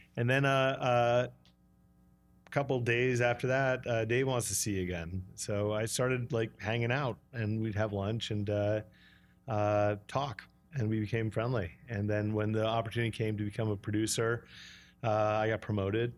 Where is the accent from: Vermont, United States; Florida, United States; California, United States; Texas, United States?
Vermont, United States; Brattleboro; moved away; also born or lived in New York City; I was six years old, and, uh, she found out this guy was gay, and we drove in the middle of the night to Vermont to a commune